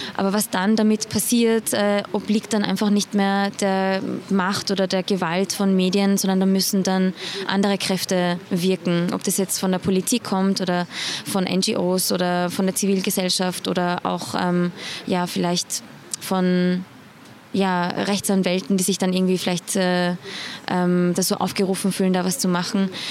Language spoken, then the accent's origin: German; Iran; moved away; ich bin gebürtige Iranerin, also ich kann Farsi